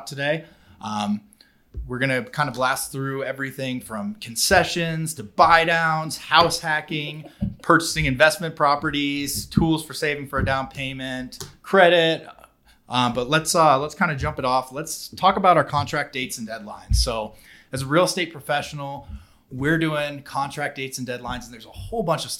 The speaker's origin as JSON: {"language": "English", "town": "Columbus", "region": "Ohio", "country": "United States", "moved": "yes", "said": "I am from Columbus, Ohio"}